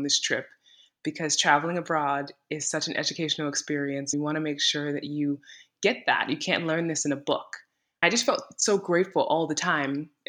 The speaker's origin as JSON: {"language": "English", "town": "New York City", "region": "New York", "country": "United States", "tie": "born or raised there", "moved": "as an adult", "lives_now": "Mosfellsbær, Iceland", "said": "I'm from Brooklyn, New York. I was 30 when I moved to Iceland, and I live in a small town outside of Reykjavik called Mosfellsbær"}